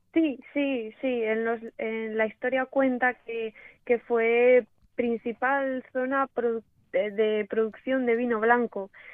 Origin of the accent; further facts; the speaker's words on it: Cantabria, Spain; also born or lived in Australia / Argentina / La Rioja; en mi tierra, en mi casa. Eh, aquí en Cantabria